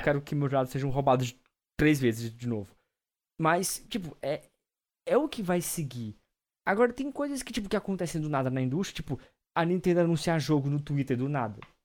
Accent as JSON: {"language": "Portuguese", "country": "Brazil", "said": "enquanto brasileiros"}